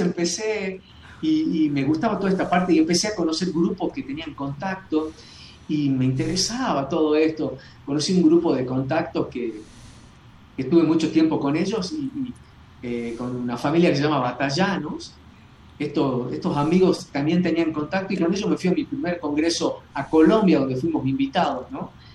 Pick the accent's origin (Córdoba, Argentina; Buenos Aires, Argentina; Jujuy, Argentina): Jujuy, Argentina; yo acá en Jujuy, eh, cuando tenía 13, 13, 14 años